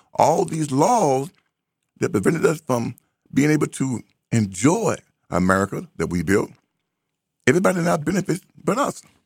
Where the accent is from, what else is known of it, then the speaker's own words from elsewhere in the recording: United States; I'm not African. I am an American